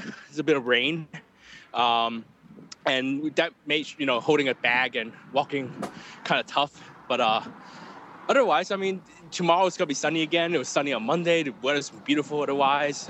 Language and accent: English; Hong Kong; I'm from Hong Kong.